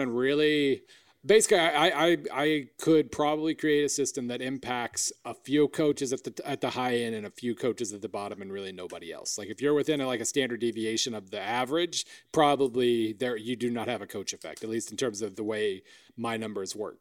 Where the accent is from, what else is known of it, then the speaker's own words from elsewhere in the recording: Oklahoma, United States; I'm from Oklahoma.